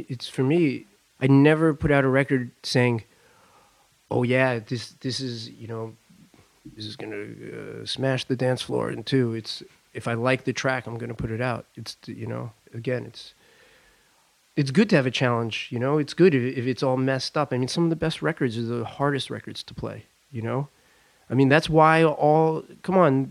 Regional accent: Long Island, New York, United States; moved away as an adult; also born or lived in Brooklyn, New York; now in Paris, France; I grew up in Long Island.

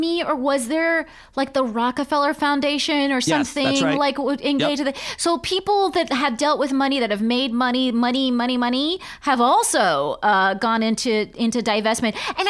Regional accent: California, United States; moved away; I'm from California.

